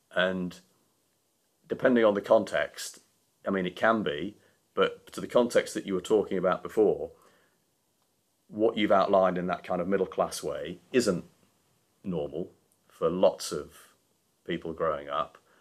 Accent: Yorkshire and the Humber, United Kingdom; moved away as an adult; now in London, United Kingdom; being a Yorkshireman

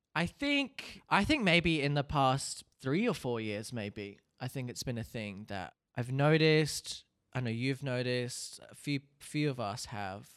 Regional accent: Hastings, Hawke's Bay, New Zealand; I am a Kiwi boy. Grew up in a s, I guess you could say a smallish town called Hastings

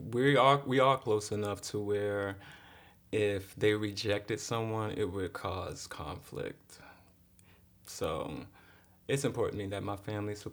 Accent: Baltimore, Maryland, United States; moved away; also born or lived in Miami, Florida; I'm from Baltimore. You're from Baltimore. But I grew up in Miami too.

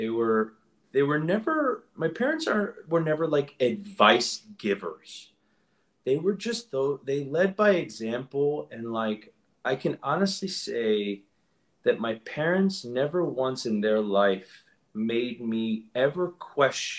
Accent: Orlando, Florida, United States; moved away as an adult; also born or lived in Eustis, Florida; now in New York, United States; I grew up in Central Florida. I grew up in Orlando.

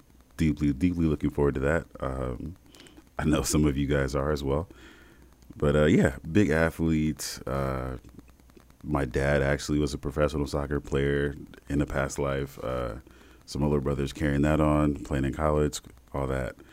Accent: South Bend, Indiana, United States; South Bend, born and raised, Midwest kid.

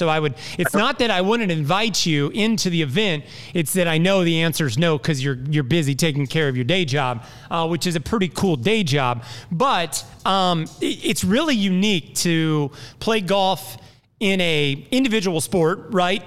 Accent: Indianapolis, Indiana, United States; now in Jacksonville, United States; I'm from Indianapolis

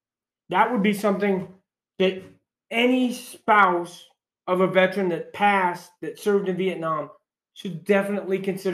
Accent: New York, United States; I'm from New York.

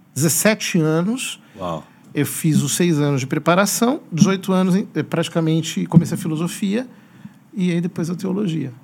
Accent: Piracicaba, São Paulo, Brazil; also born or lived in Rome; now in Osasco, Brazil; nasci em Piracicaba

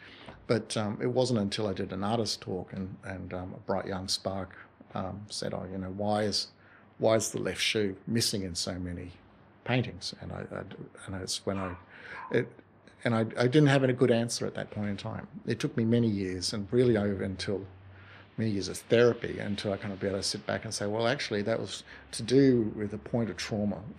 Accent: Tasmania, Australia; now in Toowoomba, Australia; I grew up in Tasmania

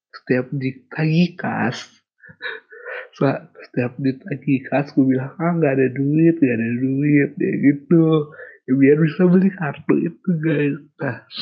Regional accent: Kendari, Southeast Sulawesi, Indonesia; moved away; daerah asalku Kendari belum ada Indomaret sampai aku lulus SMA baru ada

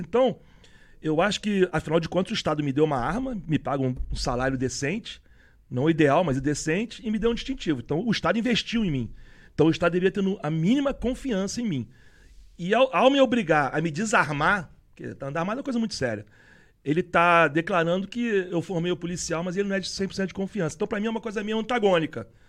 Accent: Rio de Janeiro, Brazil; A gente é cascudo do Rio de Janeiro

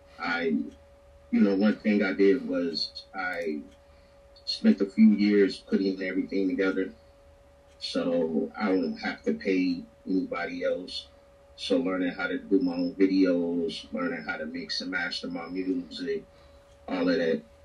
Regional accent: Chicago, Illinois, United States; I grew up in Chicago

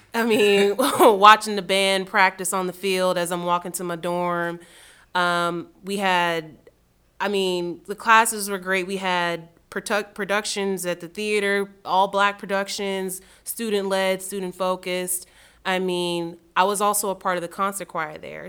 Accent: Miami, Florida, United States; moved away as an adult; also born or lived in Tallahassee, Florida; now in Raleigh, United States; I'm from Miami, Florida, born and raised

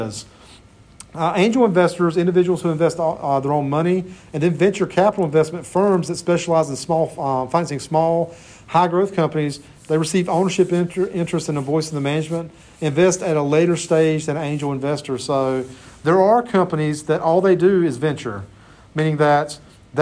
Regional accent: Clinton, North Carolina, United States; There's a great little restaurant in my hometown, Clinton, called Jennifer's Grill.

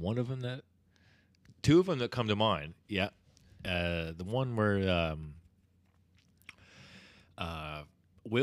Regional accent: Canada; Canadian heritage

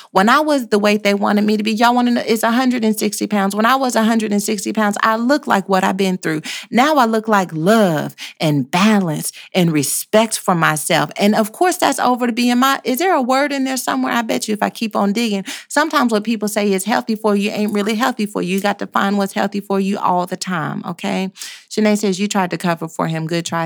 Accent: Texas, United States; we are the South as well. you can't get no more Southern than where we are

